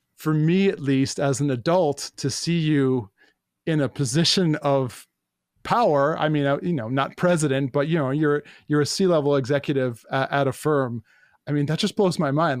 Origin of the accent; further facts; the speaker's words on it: New York, United States; I, uh, uh, grew up in New York